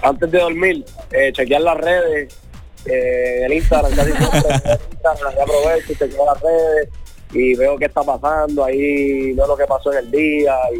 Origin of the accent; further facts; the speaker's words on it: Carolina, Puerto Rico; casi todos son de Carolina, somos de la misma área, somos prácticamente vecinos